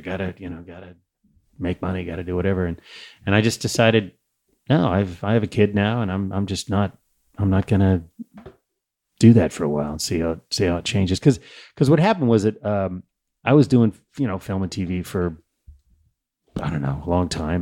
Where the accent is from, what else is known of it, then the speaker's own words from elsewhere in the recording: Saratoga, California, United States; growing up in Saratoga